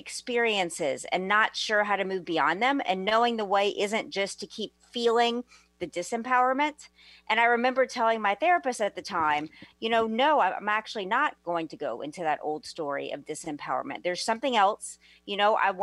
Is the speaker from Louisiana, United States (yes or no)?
yes; New Orleans, Louisiana, United States; moved away; also born or lived in Los Angeles, California; I'm originally from New Orleans